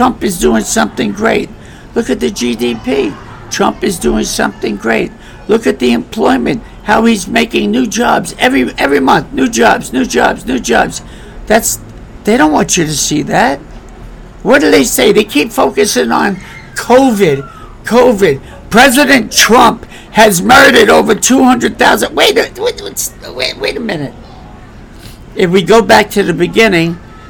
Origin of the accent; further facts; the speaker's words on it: New York City, New York, United States; moved away; I was raised with black people. I was born in Bedford-Stuyvesant